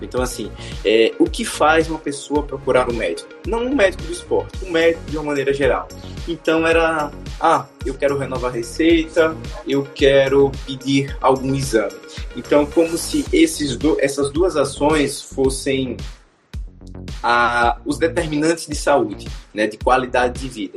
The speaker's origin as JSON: {"language": "Portuguese", "town": "Aracaju", "region": "Sergipe", "country": "Brazil", "said": "eu sou de Aracaju, sou de Sergipe"}